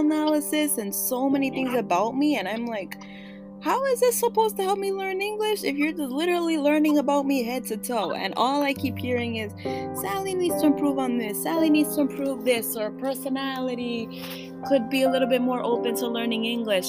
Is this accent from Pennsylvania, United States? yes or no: no; New York City, New York, United States; first language Spanish; English is a second language; I was born in Washington Heights, but being raised by my grandparents, I basically switched back and forth between Washington Heights and the Bronx.